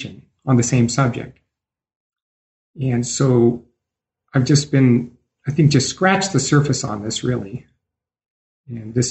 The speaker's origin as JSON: {"language": "English", "region": "Idaho", "country": "United States", "tie": "born or raised there", "also_born_or_lived": "Portugal / Brazil / Washington, D.C.", "moved": "yes", "lives_now": "Denver, United States", "said": "I was born in Idaho, the gem state."}